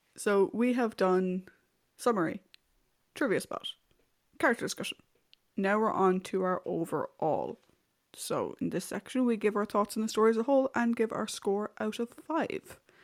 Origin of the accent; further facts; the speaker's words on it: Ireland; I'm also speaking as an Irish person.